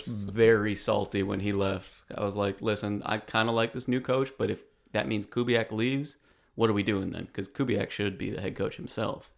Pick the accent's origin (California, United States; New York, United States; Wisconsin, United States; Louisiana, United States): New York, United States; Rochester; moved away; I'm from Rochester, New York originally